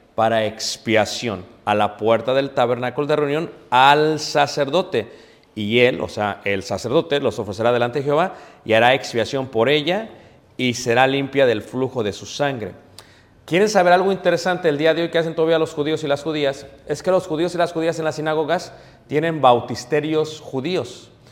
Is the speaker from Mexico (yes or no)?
yes; Mexico; nosotros como, como buenos mexicanos